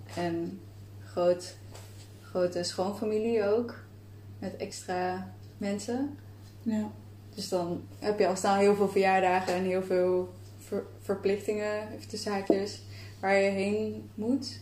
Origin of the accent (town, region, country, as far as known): Breda, North Brabant, Netherlands; now in Amsterdam, Netherlands